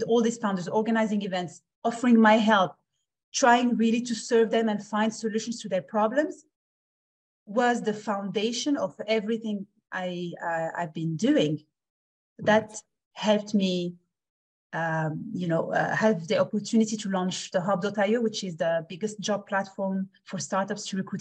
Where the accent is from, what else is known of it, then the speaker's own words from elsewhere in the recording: Switzerland; also born or lived in Morocco; I'm born in Morocco, grew up in Switzerland